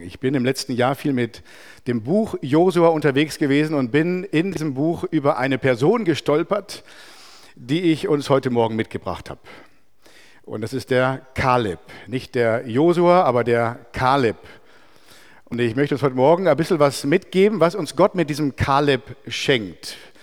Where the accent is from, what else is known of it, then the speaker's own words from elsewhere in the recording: Merano, Trentino-Alto Adige, Italy; in einem katholischen Kloster bei uns in Meran